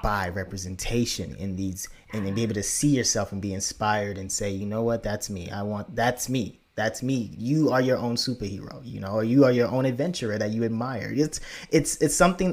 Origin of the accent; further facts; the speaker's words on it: Lagos, Nigeria; I was born in Lagos, Nigeria